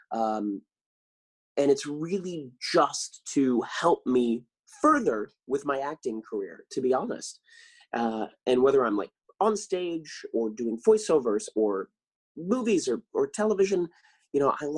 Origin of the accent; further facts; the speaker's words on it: Claremont, California, United States; also born or lived in San Dimas, California / Inland Empire, California; I grew up in California. I was born in San Dimas, you know, the famous Bill and Ted, San Dimas High. And I was raised in Claremont